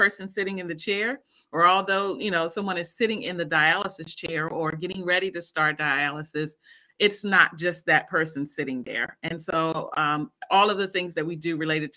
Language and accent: English; Maryland, United States; also born or lived in Washington, D.C.; I am from Maryland. I was born and raised in Maryland. Born in D.C., but raised in Maryland